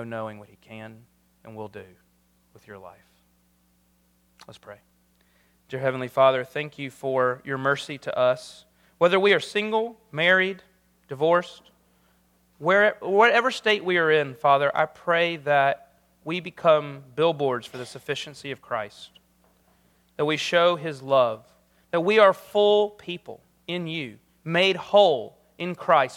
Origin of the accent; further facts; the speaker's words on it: South Carolina, United States; moved away; I'm from South Carolina